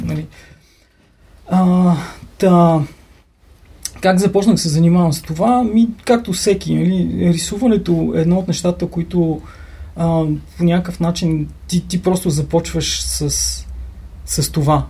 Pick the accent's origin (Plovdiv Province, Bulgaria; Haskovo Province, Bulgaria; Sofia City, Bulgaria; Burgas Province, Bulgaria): Burgas Province, Bulgaria; Sozopol; moved away as an adult; now in Sofia, Bulgaria; аз съм от Созопол